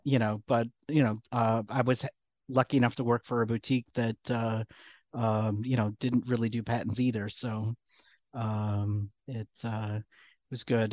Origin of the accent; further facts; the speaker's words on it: McFarland, Wisconsin, United States; moved away as an adult; now in Chicago, United States; I grew up outside of Madison, Wisconsin